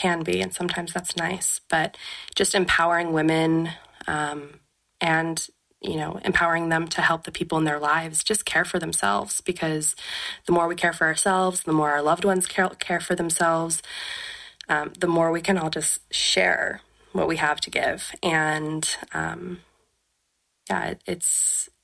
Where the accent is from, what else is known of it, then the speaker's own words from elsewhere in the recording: West Coast, United States; now in Oregon, United States; I'm from the West Coast